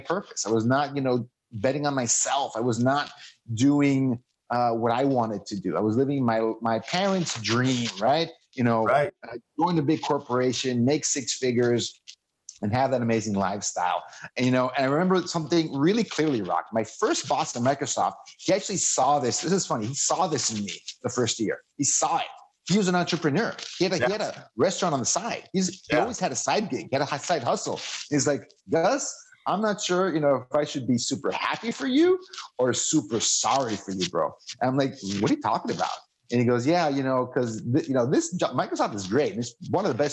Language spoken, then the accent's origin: English; Mexico; moved away as an adult; also born or lived in Seattle; I moved to Seattle, you know, from growing up in Mexico on the border